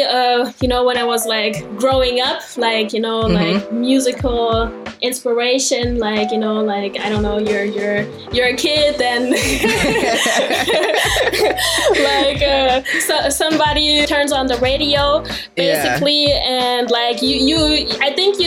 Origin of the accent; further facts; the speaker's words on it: Germany; also born or lived in Darmstadt, Germany; Born and raised in Germany, and my dad is American